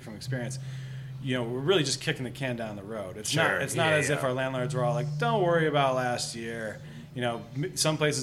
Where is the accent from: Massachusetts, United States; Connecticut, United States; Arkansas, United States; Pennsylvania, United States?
Connecticut, United States; moved away as an adult; also born or lived in New York City; now in Denver, United States; I'm from Connecticut originally